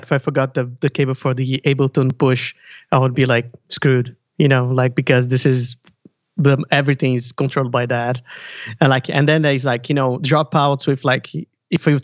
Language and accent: English; Brazil; now in Burlington; I'm from Brazil